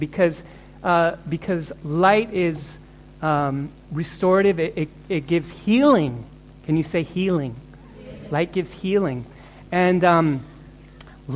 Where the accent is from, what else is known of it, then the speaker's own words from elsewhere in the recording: Fairbanks, Alaska, United States; moved away; also born or lived in Cleveland, Ohio; Some 9 months, she brought me up to a place called Alaska and to a town called Fairbanks